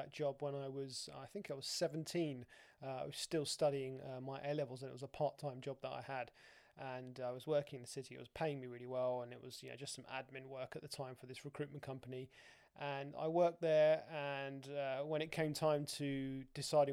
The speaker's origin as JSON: {"language": "English", "region": "London", "country": "United Kingdom", "tie": "born or raised there", "also_born_or_lived": "Dubai", "moved": "as an adult", "said": "I'd born and bred in London"}